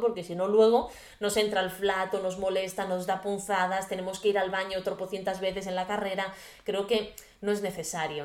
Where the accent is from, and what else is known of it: Garraf area, Catalonia, Spain; born or raised there